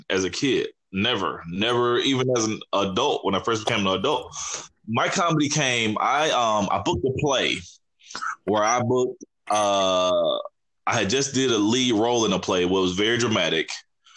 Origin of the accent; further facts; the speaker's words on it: Montgomery, Alabama, United States; now in Atlanta, United States; I am from Montgomery, Alabama, dog. I am a country boy, born and raised, man, down in the Gump